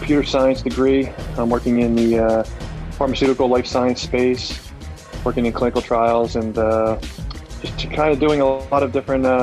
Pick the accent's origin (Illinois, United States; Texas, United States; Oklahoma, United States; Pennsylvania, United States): Pennsylvania, United States; Philadelphia; moved away as an adult; growing up in Mayfair, small part of Philadelphia, family didn't have much money